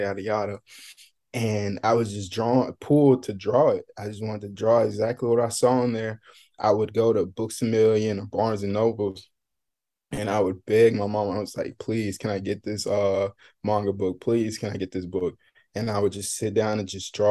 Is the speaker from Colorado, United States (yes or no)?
no; Mobile, Alabama, United States; moved away as an adult; also born or lived in Birmingham, Alabama; now in Miami, United States; I'm originally from Mobile, Alabama